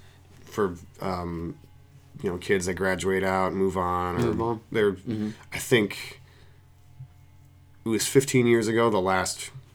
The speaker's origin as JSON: {"language": "English", "town": "Silver Creek", "region": "New York", "country": "United States", "moved": "yes", "lives_now": "Philadelphia, United States", "said": "I'm originally from a village of Silver Creek in New York State, which is about 40 miles south of Buffalo."}